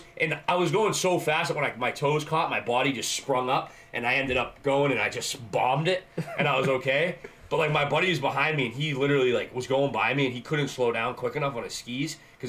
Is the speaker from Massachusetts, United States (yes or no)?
yes; Canton, Massachusetts, United States; I grew up in Blue Hills. In Canton